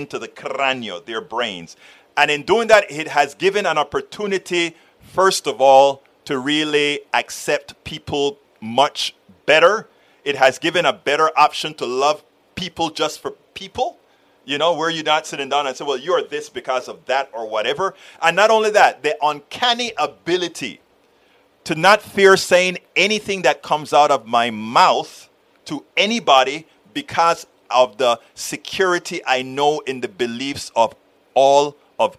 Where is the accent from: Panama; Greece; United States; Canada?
Panama; I'm from Panama, Central America